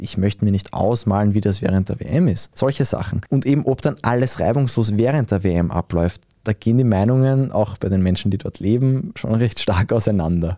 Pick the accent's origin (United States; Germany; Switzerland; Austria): Austria; als Österreicher